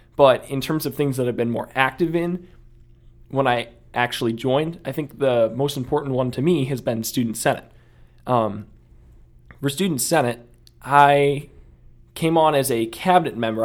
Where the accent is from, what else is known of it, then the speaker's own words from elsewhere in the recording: Akron, Ohio, United States; I came from Akron